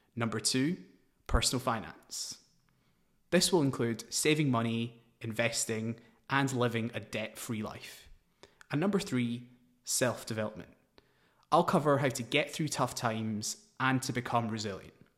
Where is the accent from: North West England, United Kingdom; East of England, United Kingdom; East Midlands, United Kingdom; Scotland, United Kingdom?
Scotland, United Kingdom; Glasgow; moved away as an adult; also born or lived in New Delhi / London; I was born in Glasgow, Scotland. After a few years, we moved to New Delhi, but my parents moved us back for a better education. I played tennis and cricket for Scotland in my teens